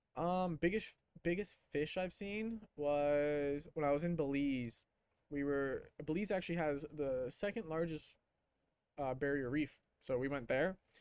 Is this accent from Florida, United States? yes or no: yes; Clearwater, Florida, United States; I'm from Clearwater